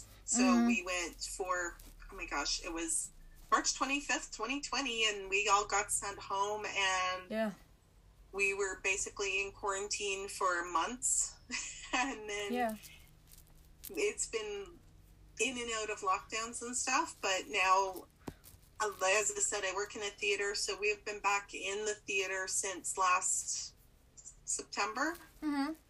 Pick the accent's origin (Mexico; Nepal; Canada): Canada; I'm a Canadian mystery writer.